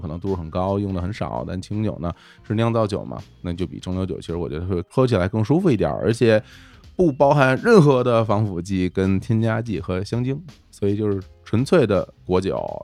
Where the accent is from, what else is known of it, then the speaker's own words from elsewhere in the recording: Beijing, China; 我小时候就在我奶奶家长大，上小学之前，那个是在北京的郊区，在顺义那边